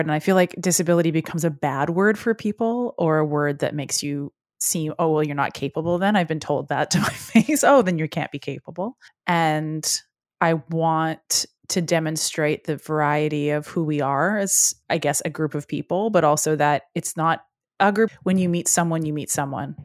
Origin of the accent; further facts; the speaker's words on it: Edmonton, Alberta, Canada; we are both from Edmonton, Alberta